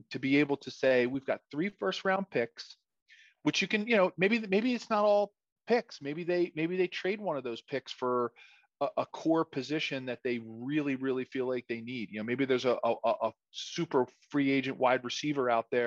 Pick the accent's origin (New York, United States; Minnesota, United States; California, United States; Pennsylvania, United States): Pennsylvania, United States; Philadelphia; I grew up in Philadelphia, live in Philadelphia.